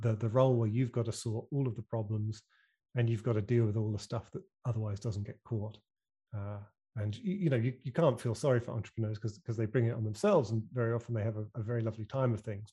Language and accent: English; United Kingdom; accent: British; my funny British accent